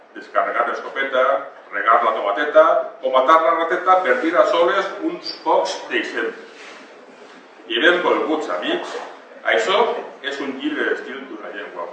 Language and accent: Catalan; Kingdom of Valencia, Valencian Community, Spain